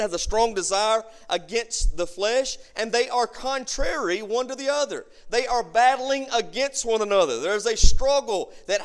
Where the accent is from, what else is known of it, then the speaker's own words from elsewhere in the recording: Boardtree Bottom, Alabama, United States; I'm from Boardtree Bottom, Alabama. I'm from right over here on 19